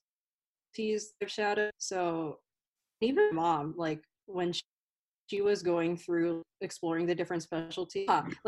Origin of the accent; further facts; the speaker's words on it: an hour from Dayton, Ohio, United States; Dayton, Ohio, which is like an hour away from my hometown.